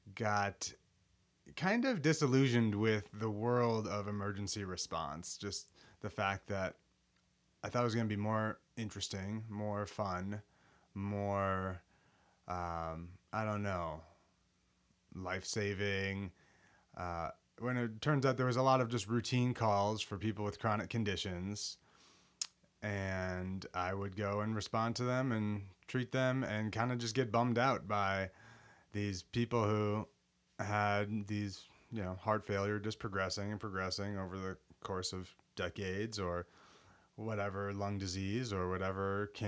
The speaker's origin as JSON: {"language": "English", "town": "Golden Valley", "region": "Minnesota", "country": "United States", "tie": "born or raised there", "said": "I grew up in Golden Valley, Minnesota, suburb of Minneapolis, Minnesota."}